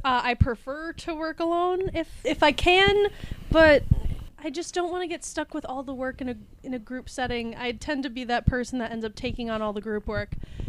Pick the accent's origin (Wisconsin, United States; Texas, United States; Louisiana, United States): Wisconsin, United States; I'm from Wisconsin.